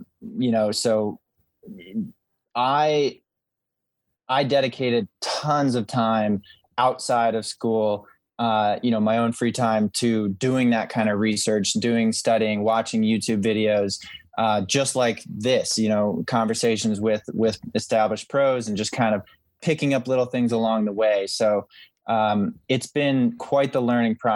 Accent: Albany, New York area, United States; Albany, New York, which was, you know, my hometown or the nearest city to my hometown

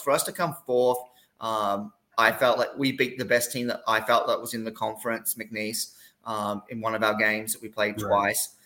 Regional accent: Gold Coast, Queensland, Australia; moved away as an adult; also born or lived in Tennessee / Iowa / Kansas; now in Corpus Christi, United States; I'm from the Gold Coast, which is about 40 minutes south of Brisbane

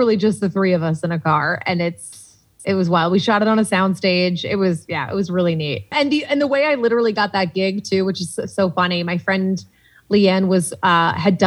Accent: Salisbury, Massachusetts, United States; moved away as an adult; also born or lived in Boston; now in Los Angeles, United States; my hometown of Salisbury, Mass

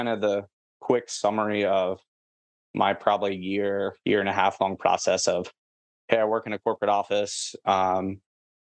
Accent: Portsmouth, Ohio, United States; now in San Antonio, United States; my hometown's Portsmouth. So by like Kentucky and West Virginia, like I was probably like 10 minutes from Kentucky growing up.

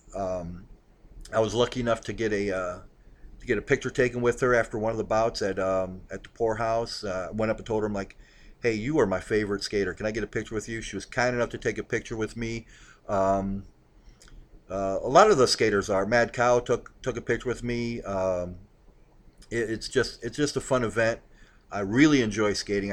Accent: Akron, Ohio, United States; also born or lived in Hawaii; I grew up in Akron

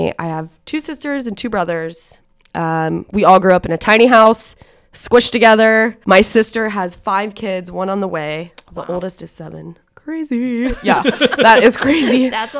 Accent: Cincinnati, Ohio, United States; now in Muncie, United States; and I'm just from Cincinnati, so it's not like it's New York or anything like that, but it was a bigger city.

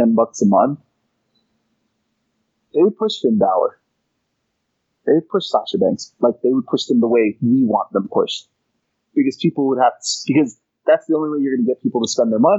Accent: Canada; I'm from Canada

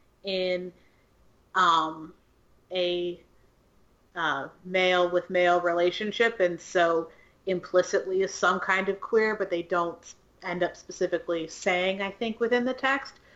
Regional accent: Ohio, United States; now in Louisiana, United States; I'm from Ohio

